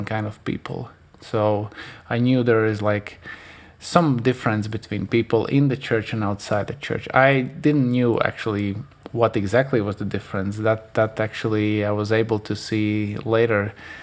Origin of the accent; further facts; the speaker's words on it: Latvia; we still grow up there. So just so you know, we haven't moved anywhere else